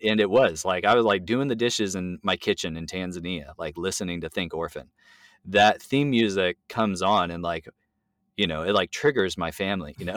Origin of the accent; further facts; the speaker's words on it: California, United States; now in Tacoma, United States; I'm Californian